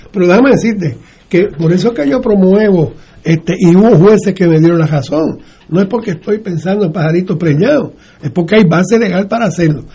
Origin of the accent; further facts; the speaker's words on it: Puerto Rico; nosotros, los ciudadanos americanos de Puerto Rico